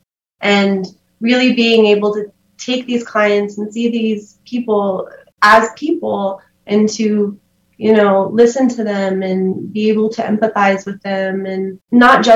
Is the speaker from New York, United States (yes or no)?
no; Silver City, New Mexico, United States; I grew up in Silver City here, lived here my whole life